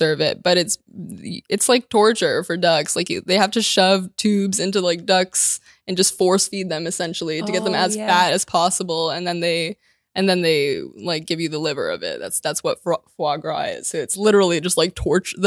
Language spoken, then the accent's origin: English; Ukraine; moved away; so where are you from? And I was like, Ukraine